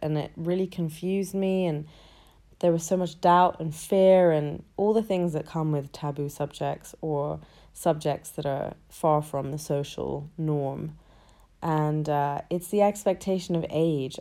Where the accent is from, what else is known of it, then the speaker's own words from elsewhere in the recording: London, United Kingdom; I was born in London and I was, I've been raised in London my entire life.